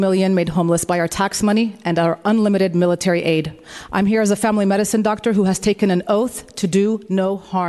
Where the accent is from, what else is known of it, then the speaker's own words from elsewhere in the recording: San Francisco, California, United States; San Francisco resident, born and raised in District 8.